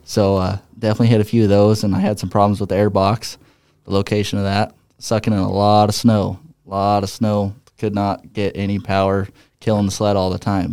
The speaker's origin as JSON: {"language": "English", "town": "Ukiah", "region": "Oregon", "country": "United States", "tie": "born or raised there", "also_born_or_lived": "Hermiston, Oregon", "said": "I'm from Hermiston, Oregon. I grew up actually in this little town called Ukiah, Oregon."}